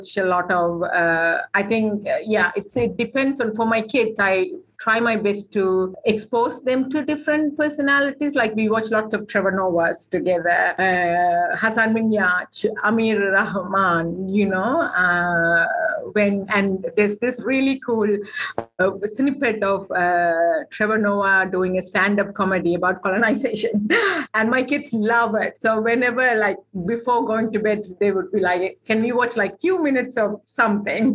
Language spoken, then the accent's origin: English; Sri Lanka; now in New Zealand; We grew up in war in Sri Lanka